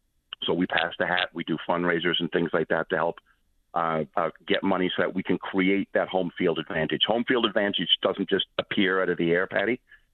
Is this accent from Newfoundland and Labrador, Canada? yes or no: yes; Little Heart's Ease, Newfoundland and Labrador, Canada; moved away as an adult; now in Toronto, Canada; Well, a little background. I'm from Little Heart Seas, Trinity Bay. I'm living in Toronto now. I've just been here long enough to lose most of the accent.